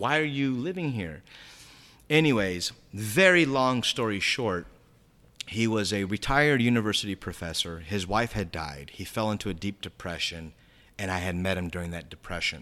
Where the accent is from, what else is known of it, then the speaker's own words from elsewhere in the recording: San Diego, California, United States; I'm from San Diego, California.